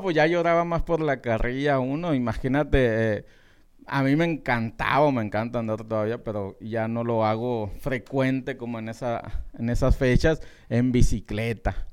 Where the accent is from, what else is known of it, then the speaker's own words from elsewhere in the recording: southern Sonora, Mexico; moved away; los dos somos de Sonora, aunque ella es del norte y yo soy del sur de Sonora